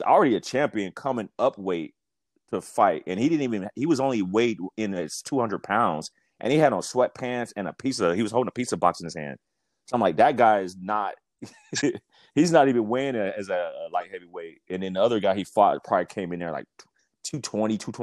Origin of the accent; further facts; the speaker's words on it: Las Vegas, Nevada, United States; moved away; I'm from Las Vegas, born and raised.